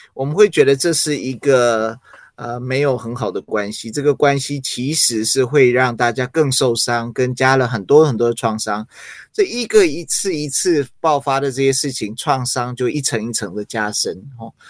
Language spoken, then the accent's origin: Chinese; Taiwan; Chinese is a second language; also born or lived in United States; 那我在美国那时候就是，呃，幼稚园，然后准备要升小学，然后后来就，就来台湾